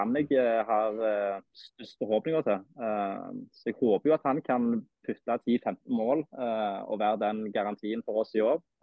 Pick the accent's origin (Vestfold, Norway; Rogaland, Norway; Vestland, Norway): Rogaland, Norway; Stavanger; Som du sikkert hører, så er jeg jo fra Stavanger